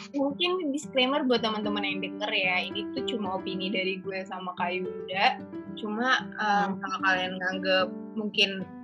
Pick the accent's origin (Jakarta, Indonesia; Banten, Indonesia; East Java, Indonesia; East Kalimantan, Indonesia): Jakarta, Indonesia; moved away as an adult; now in Semarang, Indonesia; aku ini dari Jakarta, yang kebetulan dari dulu sekolahku tuh selalu di Jakarta Selatan